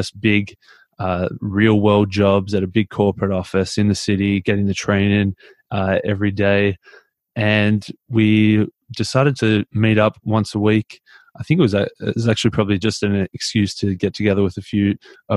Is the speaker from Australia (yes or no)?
yes; Melbourne, Victoria, Australia; also born or lived in Mildura, Australia / Papua New Guinea; I'm from Melbourne in Australia. I was born in Mildura, actually, which is like a country town about 8 hours out of Melbourne.